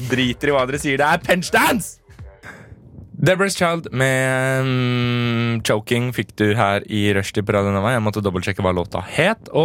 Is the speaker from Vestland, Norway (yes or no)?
no; Drammen, Buskerud, Norway; vi skal også til min hjemby. Eh, Drammen.